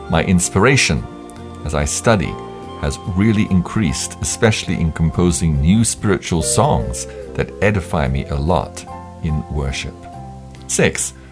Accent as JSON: {"language": "English", "region": "Kogi", "country": "Nigeria", "said": "from Kogi State, Nigeria, of the Ebira tribe."}